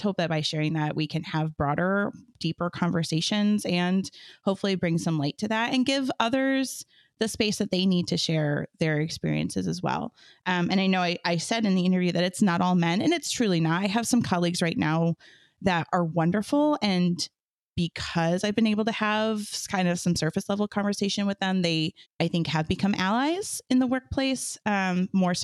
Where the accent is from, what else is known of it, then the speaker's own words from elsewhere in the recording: Muskegon County, Michigan, United States; major cultural institutions in Muskegon County, and all but one of them were run by women at that time, which I think about and reflect on and think like, what an incredible time it was to be a cultural leader in my hometown